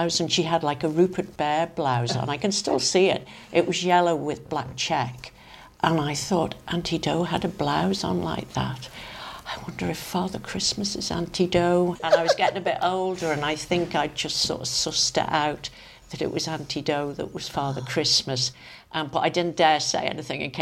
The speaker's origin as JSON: {"language": "English", "town": "Crosby", "country": "Isle of Man", "tie": "born or raised there", "also_born_or_lived": "London", "said": "I was born and brought up in Crosby"}